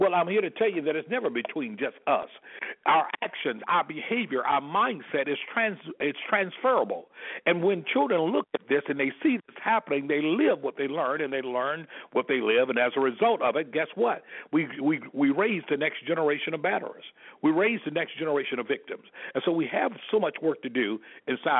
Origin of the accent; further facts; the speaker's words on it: Selma, Alabama, United States; moved away as an adult; born and raised in Selma, Alabama, and have an opportunity to have left there over 33 years ago